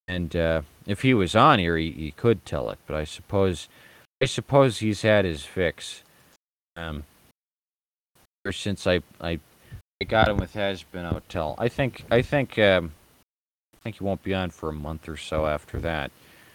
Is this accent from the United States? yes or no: yes; United States; I was raised in America